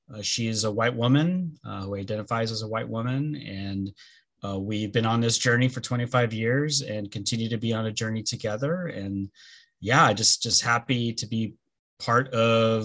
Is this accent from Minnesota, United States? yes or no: no; Los Angeles, California, United States; first language Spanish; English is a second language; I am originally from Los Angeles, born and raised, and that's where I live now.